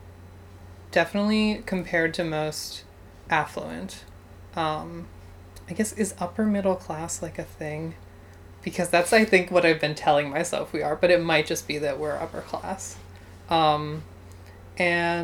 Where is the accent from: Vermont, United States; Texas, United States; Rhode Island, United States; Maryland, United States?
Maryland, United States; Baltimore; also born or lived in Stoneleigh / Philadelphia; I was born in Baltimore, Maryland